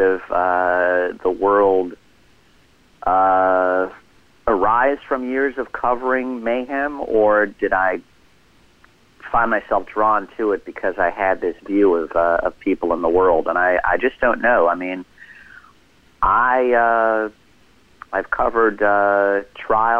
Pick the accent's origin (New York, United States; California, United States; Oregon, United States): California, United States; Los Angeles; I grew up in Los Angeles in the 1980s